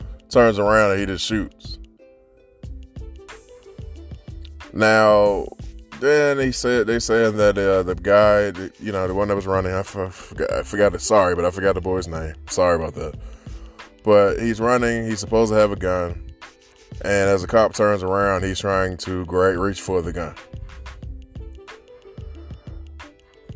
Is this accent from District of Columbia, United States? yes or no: yes; Washington, District of Columbia, United States; born or raised there